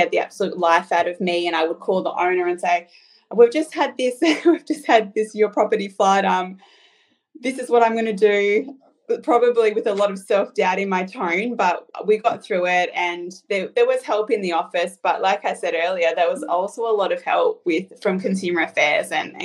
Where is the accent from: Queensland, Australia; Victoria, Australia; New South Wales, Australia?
New South Wales, Australia; Nowra; also born or lived in Newcastle, New South Wales; now in Melbourne, Australia; Nowra, which is my hometown in New South Wales